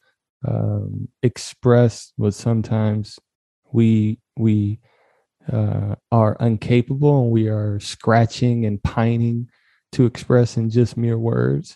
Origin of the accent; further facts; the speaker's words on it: Detroit, Michigan, United States; I grew up in Detroit, Michigan, because my people migrated from the South.